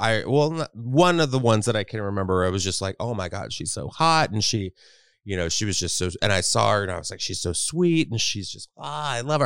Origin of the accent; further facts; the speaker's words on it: Texas, United States; I grew up in Texas